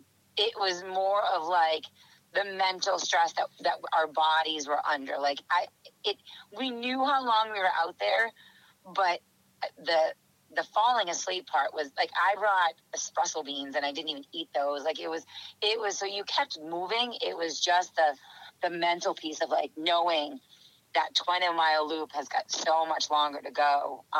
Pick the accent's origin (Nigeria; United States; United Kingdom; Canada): United States; New England; and I don't like the cold, and I am from New England and I hate the cold.